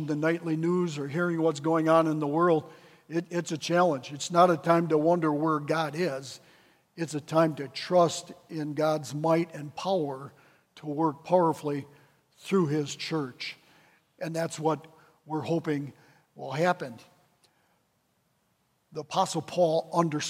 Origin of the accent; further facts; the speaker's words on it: Wisconsin Rapids, Wisconsin, United States; moved away as an adult; also born or lived in Decatur, Illinois; move from my hometown of Wisconsin Rapids to Decatur, Illinois